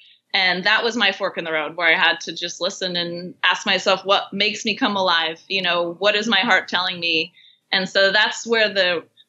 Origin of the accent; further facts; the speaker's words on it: Vermont, United States; moved away as an adult; now in Mexico; So I was born in Vermont. I'm a Northeast girl, and I survived many a cold Vermont winter.